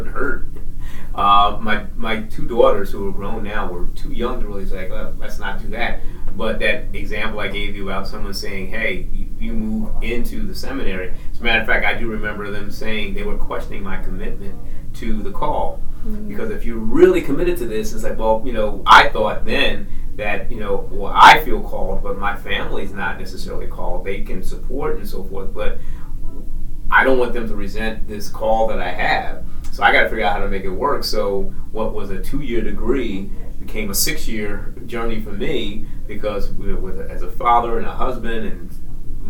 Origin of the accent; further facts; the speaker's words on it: Philadelphia, Pennsylvania, United States; I'm from West Philadelphia, born and raised in West Philadelphia.